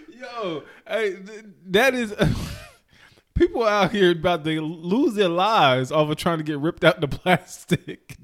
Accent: High Point, North Carolina, United States; I am from High Point, the High Point, Greensboro area

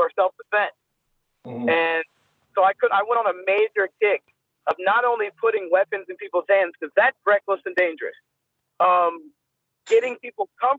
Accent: United States; as an American

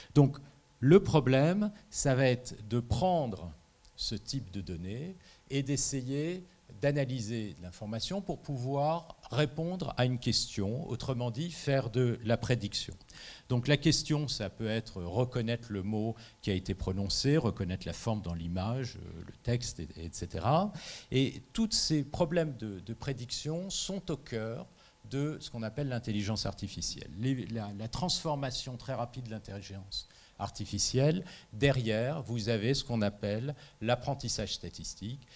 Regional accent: France; je suis français

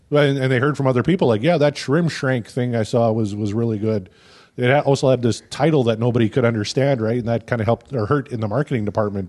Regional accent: Canada; as a Canadian because I've been living in Canada for forty-one years now.

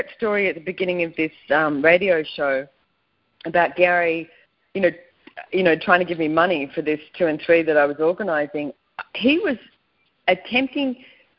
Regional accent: Australia; I was brought up in Australia

